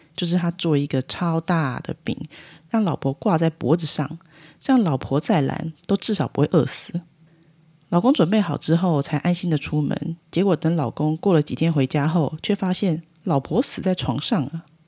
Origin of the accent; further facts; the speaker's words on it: Taiwan; 我们台湾人民